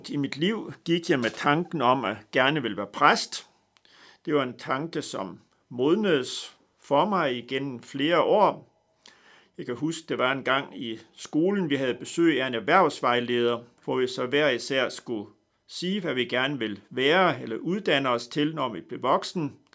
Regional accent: North Denmark Region, Denmark; men jeg er født i Vendsyssel, langt væk fra København. Født på en gård, en slægtsgård i nærheden af Dronlund. Og på den måde er jeg nok lidt speciel ved, at jeg er opvokset på en, en slægtsgård

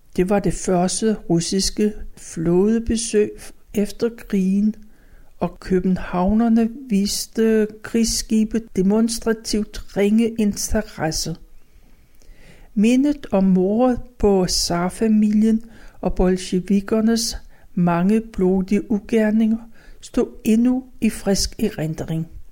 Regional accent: Copenhagen, Capital Region of Denmark, Denmark; I den passage, der lå længst fra Østerbrogade, havde jeg mit barndomshjem

